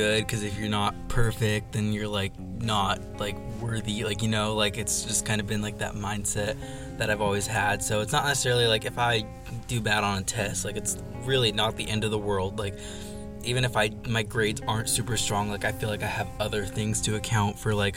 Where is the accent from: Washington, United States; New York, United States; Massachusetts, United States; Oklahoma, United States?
Washington, United States; also born or lived in Minnesota; I was born in Minnesota and was adopted and brought to Washington when I was about a week old.